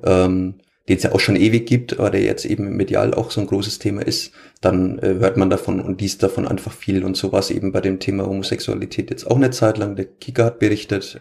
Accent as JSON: {"language": "German", "area": "Franconia", "region": "Bavaria", "country": "Germany", "accent": "Franconian", "said": "auch ich äh, spreche ab und an einfach mal normales Fränkisch im Stadion oder zumindest unterdrücke ich es nicht komplett."}